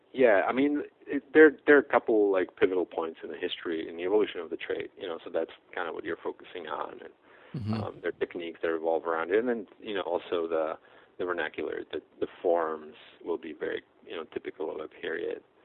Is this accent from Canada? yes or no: no; Czechia; moved away; from the Czech Republic. That's where I grew up.